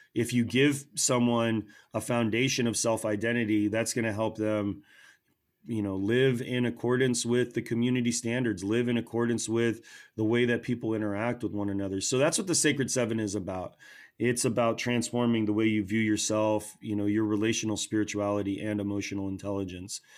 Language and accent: English; United States; what we hold as American people